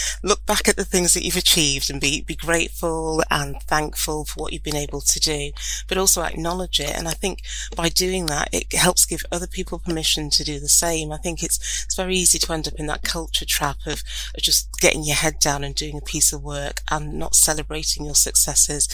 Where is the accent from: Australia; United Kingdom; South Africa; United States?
United Kingdom; County Durham, North East England; I grew up in County Durham, which is quite a rural area, even though I grew up in a market town